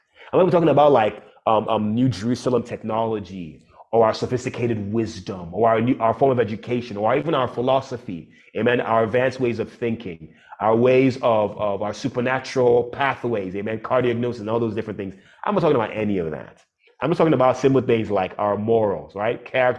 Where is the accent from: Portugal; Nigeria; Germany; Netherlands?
Nigeria; also born or lived in United States; And when I came back, people were shocked that I grew up and I was raised in Nigeria.